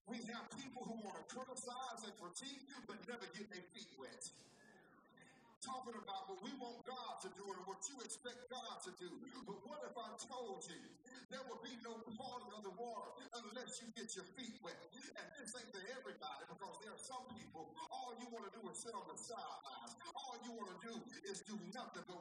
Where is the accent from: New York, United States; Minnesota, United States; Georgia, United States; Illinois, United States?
Georgia, United States; Vidalia; I'm from Vidalia, Georgia.